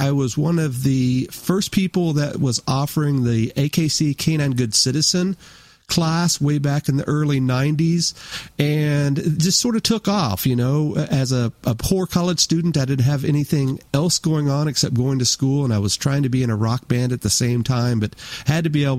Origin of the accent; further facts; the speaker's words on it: Woodbridge, Virginia, United States; also born or lived in Denver, Colorado; I grew up mainly on the East Coast, graduated high school from Woodbridge, Virginia, just outside of D.C.